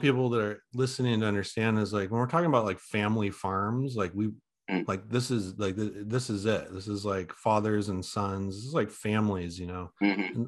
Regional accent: Oregon, United States; I'm from Oregon, so I know the area really well

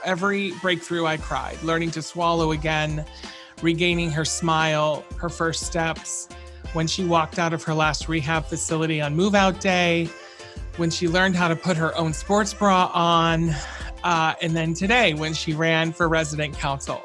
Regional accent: Round Lake, New York, United States; my hometown where she lived, Round Lake, New York

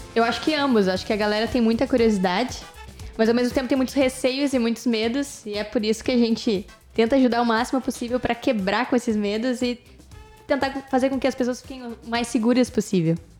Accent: Porto Alegre, Rio Grande do Sul, Brazil; Nós somos de Porto Alegre, Rio Grande do Sul

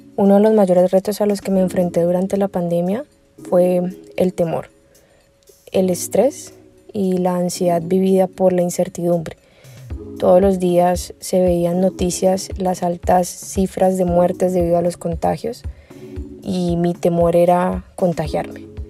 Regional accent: Colombia; soy de Colombia

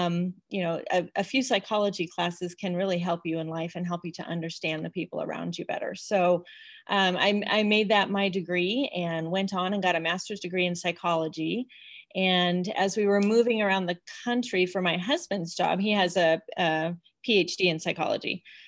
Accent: Illinois, United States; also born or lived in Colorado; now in Salt Lake City, United States; I grew up in Illinois in Colorado, and my parents are in Colorado, so we get to go back there for vacations.

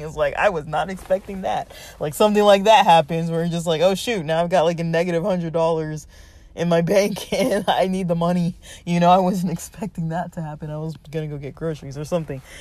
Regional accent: Los Angeles, California, United States; now in Southern California, United States; I grew up in Los Angeles

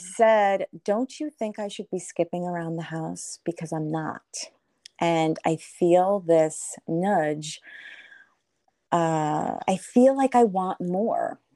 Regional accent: Kinnelon, New Jersey, United States; I am calling in from New Jersey, a small town, uh, Kinnelon, New Jersey

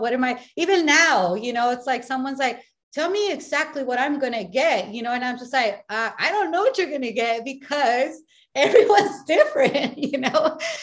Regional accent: Mexico; I'm from Me- Mexico

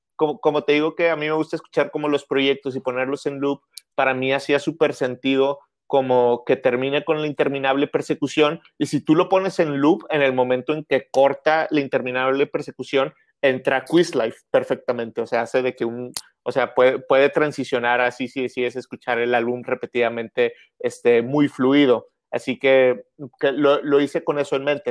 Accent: Monterrey, Nuevo León, Mexico; soy de Monterrey, soy de Monterrey, exactamente, nací aquí

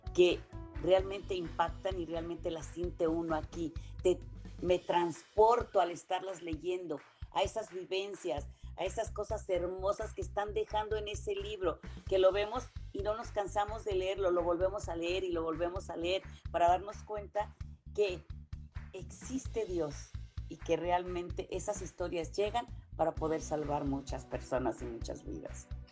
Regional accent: Mexico; moved away as an adult; me decían que mejor me regresara a México

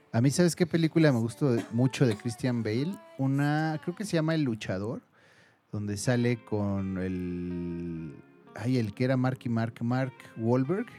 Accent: Mexico; nosotros como mexicanos creo que somos muy apegados a la familia

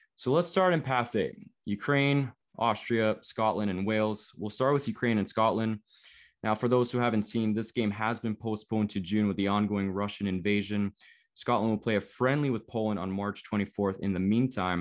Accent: Toronto, Ontario, Canada; I was born in Toronto. I live in Canada.

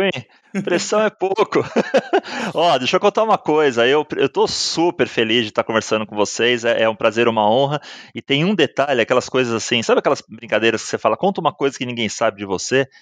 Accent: Santos, São Paulo, Brazil; moved away as an adult; also born or lived in Chile / Mexico; morei, nasci em Santos, numa família

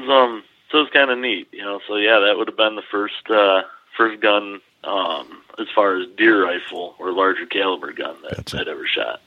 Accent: Dodgeville, Wisconsin, United States; I grew up here in Dodgeville

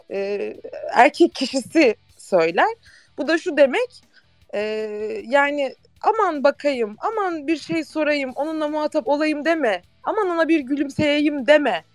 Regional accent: Istanbul, Turkey; Doğma büyüme de buradayım.

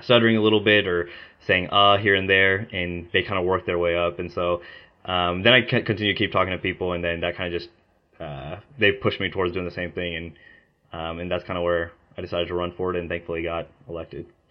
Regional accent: Mustang, Oklahoma, United States; also born or lived in India; I moved to Oklahoma whenever I was two, and I've been there ever since

